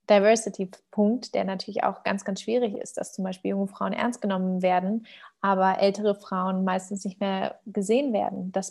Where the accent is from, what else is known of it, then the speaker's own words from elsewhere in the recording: Germany; werde dann immer gefragt, woher ich denn komme. Und mir glaubt dann immer keiner, wenn ich sage, ich bin Deutsche.